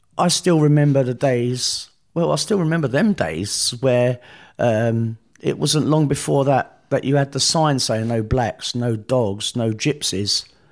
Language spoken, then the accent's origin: English; London, United Kingdom; I was born in South London